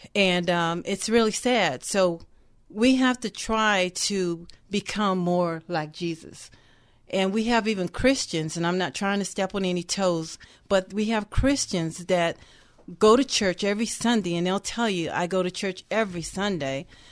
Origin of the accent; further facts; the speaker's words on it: the South, United States; I am from the South